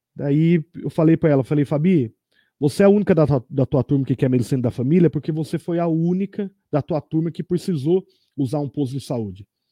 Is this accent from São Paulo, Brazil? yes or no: yes; Tatuí, São Paulo, Brazil; accent: caipira; eu adentrei como um bom tatuiano no Conservatório Tatuí em 1999